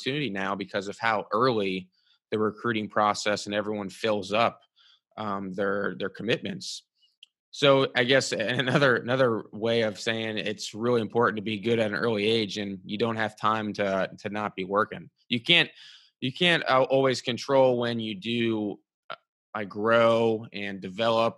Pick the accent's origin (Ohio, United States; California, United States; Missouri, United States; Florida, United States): Ohio, United States; Cincinnati; I grew up in Cincinnati